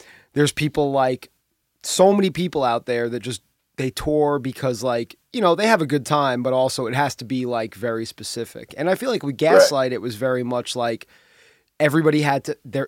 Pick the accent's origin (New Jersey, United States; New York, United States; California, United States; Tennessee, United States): New York, United States; New York City; I was from the Bronx and from New York